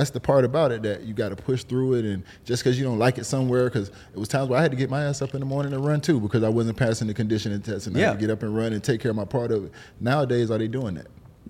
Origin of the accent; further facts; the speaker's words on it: Miami, Florida, United States; growing up in Miami, you got Latino, you got black. That's about it.